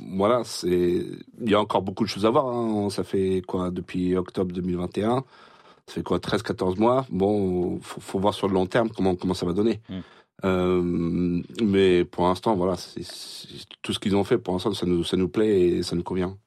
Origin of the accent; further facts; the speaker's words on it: Rouen, Normandy, France; ma mère est d'ici. Euh, j'ai grandi sur euh, sur Rouen